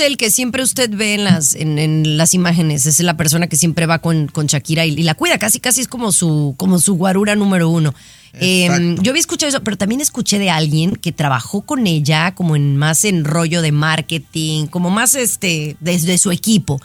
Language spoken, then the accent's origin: Spanish; Mexico; para todos los que somos mexicanos en específico